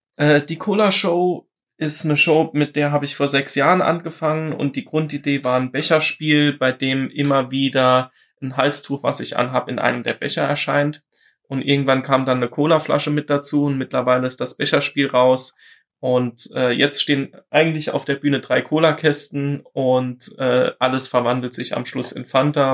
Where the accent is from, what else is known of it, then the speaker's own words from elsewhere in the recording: Saarland, Germany; ich bin aus dem Saarland.